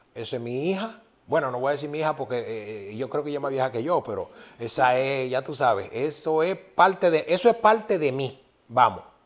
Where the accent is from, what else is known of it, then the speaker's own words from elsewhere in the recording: Yaguate, San Cristóbal, Dominican Republic; yo soy de un campo, de un pueblecito que se llama Yaguate